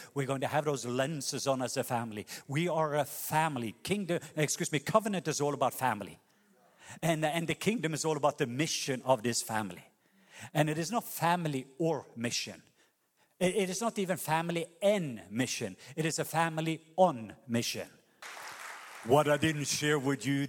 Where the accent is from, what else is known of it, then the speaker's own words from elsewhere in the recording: Norway; moved away; a Norwegian Baptist pastor